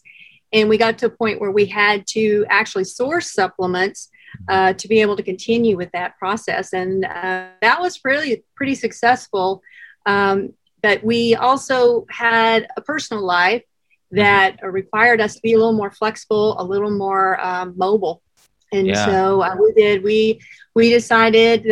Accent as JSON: {"language": "English", "region": "Colorado", "country": "United States", "said": "we're both from Colorado"}